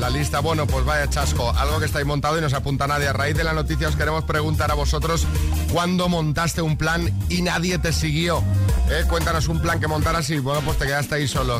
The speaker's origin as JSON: {"language": "Spanish", "town": "Barcelona", "region": "Catalonia", "country": "Spain", "tie": "born or raised there", "said": "¿Yo dónde he nacido? En Barcelona."}